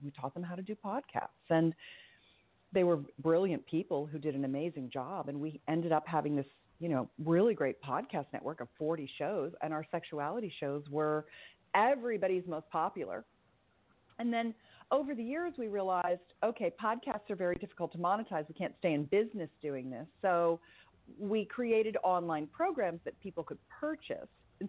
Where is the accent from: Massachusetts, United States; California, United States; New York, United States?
California, United States; You know, growing up in Silicon Valley, if you will, in the heyday of the Internet 1.0